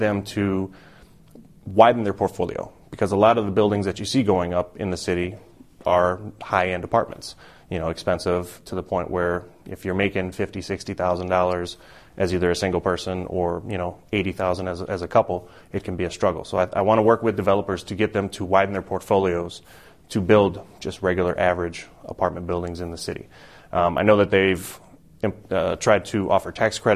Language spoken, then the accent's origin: English; Racine, Wisconsin, United States; now in Madison, United States; I'm originally from Racine. I moved to Madison back in 2000.